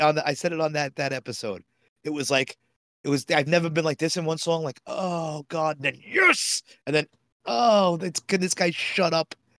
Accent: New York City, New York, United States; I grew up in Bayside

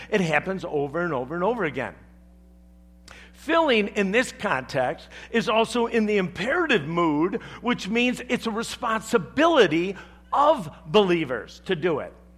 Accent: the South, United States; I'm from the South

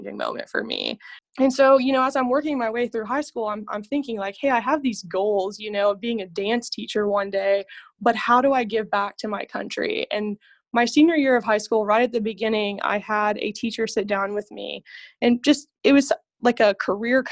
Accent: San Antonio, Texas, United States; moved away as an adult; also born or lived in Colorado Springs, Colorado; now in Fort Worth, United States; I'm originally from San Antonio, Texas

